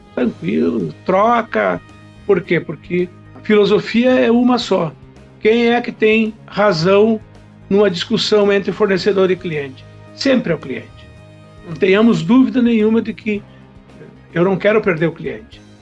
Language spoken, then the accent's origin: Portuguese; Faxinal do Soturno, Rio Grande do Sul, Brazil; also born or lived in Horizontina / Restinga Sêca; now in Santa Maria, Brazil; Me criei em Faixão Soturno, depois Restinga, apesar de ser nascido em Horizontina, mas eu estudei toda a minha vida aqui na Quarta Colônia